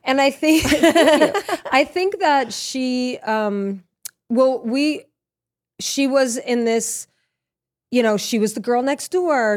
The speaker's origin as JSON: {"language": "English", "town": "Lafayette", "region": "Louisiana", "country": "United States", "also_born_or_lived": "Norwalk, Connecticut", "moved": "yes", "said": "I'm from Louisiana"}